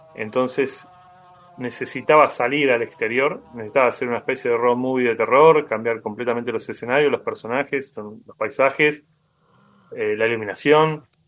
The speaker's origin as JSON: {"language": "Spanish", "country": "Argentina", "said": "como latinoamericano y sobre todo como argentino"}